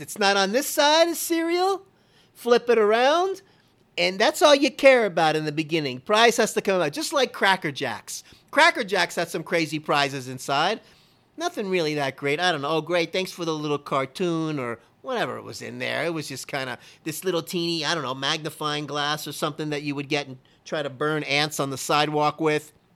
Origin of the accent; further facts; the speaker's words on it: Kendall, Florida, United States; We lived kitty corner to where I was born in Kendall, right right diagonal, you could hit it with a rock, Baptist Hospital